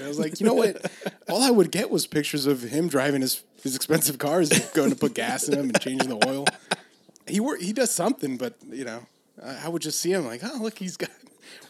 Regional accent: Los Angeles, California, United States; oh, we're from LA. We're up here for a few days

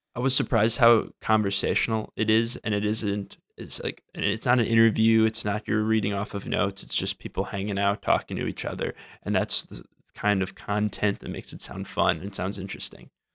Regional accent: Wisconsin, United States; moved away as an adult; also born or lived in Minnesota; now in Washington, D.C., United States; I'm from Wisconsin, went to school in Minnesota, and now I'm out in Washington, D C, working for the government

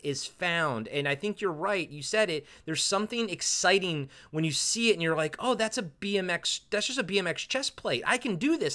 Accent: United States; born or raised there

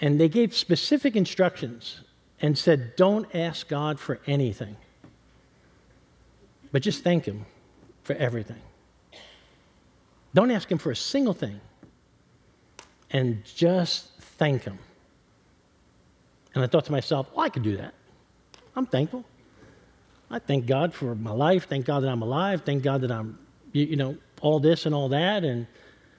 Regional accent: New York City, New York, United States; moved away; also born or lived in Kentucky; I'm born and raised in New York City

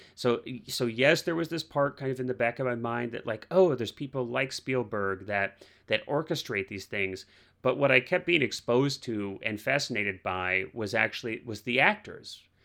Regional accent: Missouri, United States; I grew up in the Midwest, I grew up in Missouri

